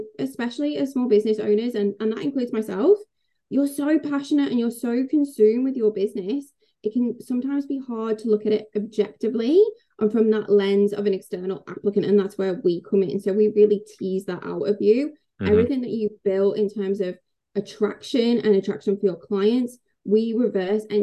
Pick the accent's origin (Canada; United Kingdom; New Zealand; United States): United Kingdom; England; I'm English